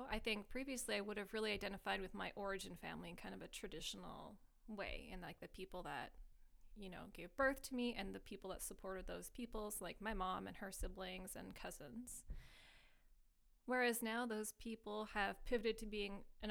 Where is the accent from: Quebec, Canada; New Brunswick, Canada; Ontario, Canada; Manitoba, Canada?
Quebec, Canada; South Shore of Montreal; now in Montreal, Canada; I grew up on the South Shore of Montreal